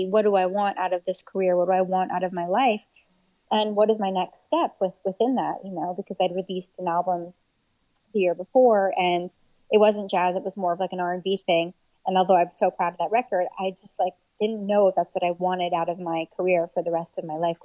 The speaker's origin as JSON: {"language": "English", "town": "Montreal", "region": "Quebec", "country": "Canada", "tie": "born or raised there", "said": "my hometown of Montreal"}